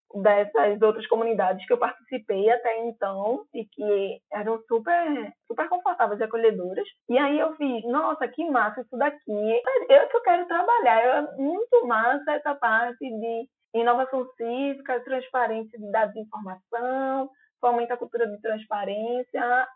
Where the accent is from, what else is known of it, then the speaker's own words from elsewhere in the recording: Recife, Pernambuco, Brazil; accent: Recife; Tem um podcast recifense que é o Arrumadinho. É um podcast de notícias com o nosso sotaque